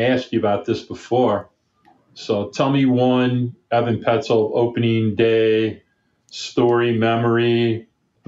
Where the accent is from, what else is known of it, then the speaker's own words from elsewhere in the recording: Oak Park, Michigan, United States; growing up in Oak Park, Michigan, with my buddies